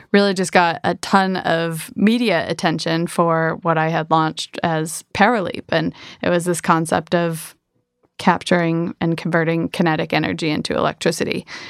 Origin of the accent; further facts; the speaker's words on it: Michigan, United States; moved away; I am from Michigan originally.